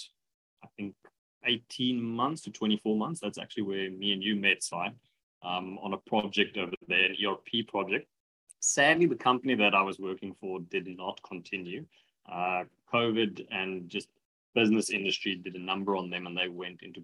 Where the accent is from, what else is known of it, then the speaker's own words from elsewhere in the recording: Pretoria, Gauteng, South Africa; moved away as an adult; I'm originally from Pretoria. I grew up in the Moot in Pretoria